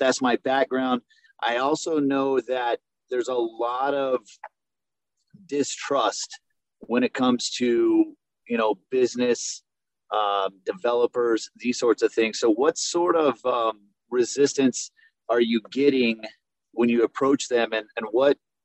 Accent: Kansas, United States; I grew up in Kansas

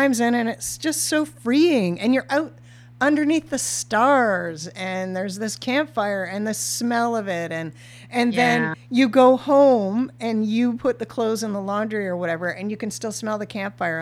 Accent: Ontario, Canada; as a Canadian, Ontarian young person from a small town.

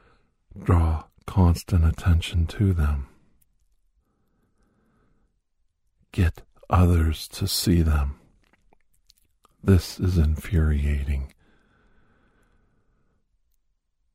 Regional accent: Youngstown, Ohio, United States; where I grew up in Youngstown area

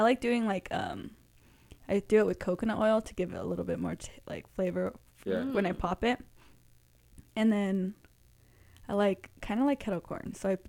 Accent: Norwalk, California, United States; I grew up in Norwalk.

